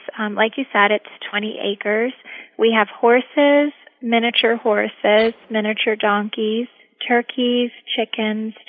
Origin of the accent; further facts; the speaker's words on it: Orlando, Florida, United States; also born or lived in Kingston, Jamaica; I grew up in Orlando, Florida